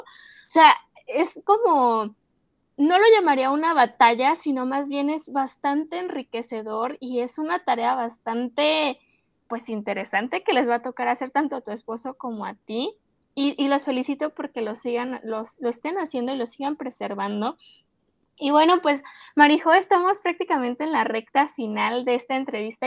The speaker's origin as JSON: {"language": "Spanish", "country": "Mexico", "said": "como mexicanos"}